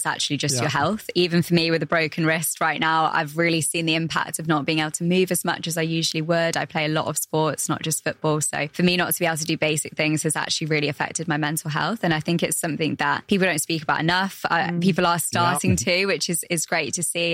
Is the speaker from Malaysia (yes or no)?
no; England, United Kingdom; now in United Arab Emirates; I'm from England